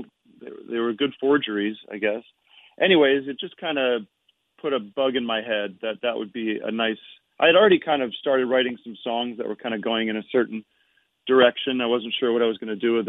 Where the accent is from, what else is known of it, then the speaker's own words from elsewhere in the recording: Allentown, Pennsylvania, United States; moved away as an adult; now in California, United States; I'm from back east. I'm from Allentown, Pennsylvania.